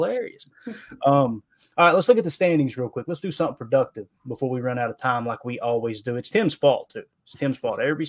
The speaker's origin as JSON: {"language": "English", "region": "Kentucky", "country": "United States", "said": "I'm from Kentucky."}